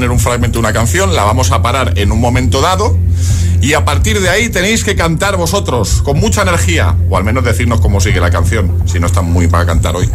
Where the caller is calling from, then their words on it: Tres Cantos, Community of Madrid, Spain; de Madrid, Tres Cantos.